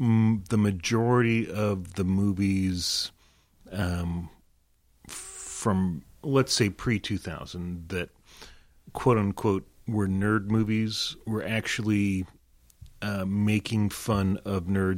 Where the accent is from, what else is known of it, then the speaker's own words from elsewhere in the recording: the South, United States; Having grown up in the South, I even though I don't really have a Southern accent, but I grew up in the South. I went to middle school and high school in the South